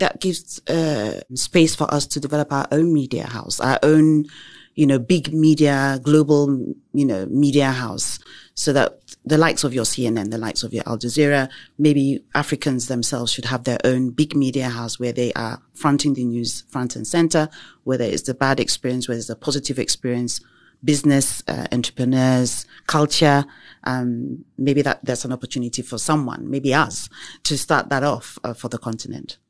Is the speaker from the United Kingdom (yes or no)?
yes; England, United Kingdom; I was born and raised in the U K